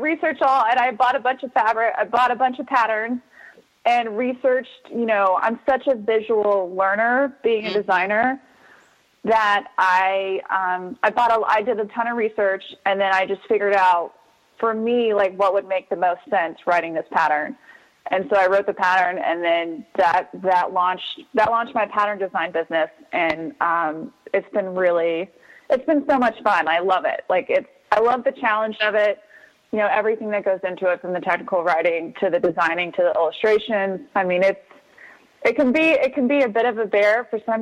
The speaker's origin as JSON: {"language": "English", "region": "South Texas", "country": "United States", "tie": "born or raised there", "also_born_or_lived": "Austin, Texas / New Mexico", "said": "I grew up in South Texas. I live in Austin now"}